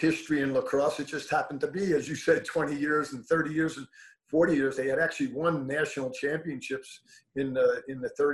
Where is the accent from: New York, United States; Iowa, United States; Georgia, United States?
New York, United States; Levittown; I grew up in Levittown, New York